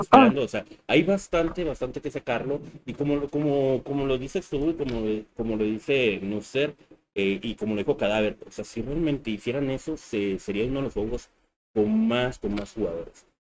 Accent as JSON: {"language": "Spanish", "country": "Mexico", "said": "nosotros somos de México"}